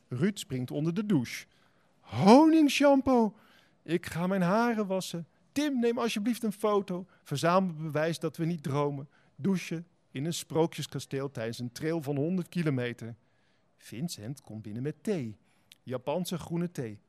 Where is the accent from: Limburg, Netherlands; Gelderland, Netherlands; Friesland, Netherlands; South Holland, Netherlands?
South Holland, Netherlands; Spijkenisse; also born or lived in Heerlen; now in Utrecht, Netherlands; ik ben eh, geboren in Heerlen en getogen in Spijkenisse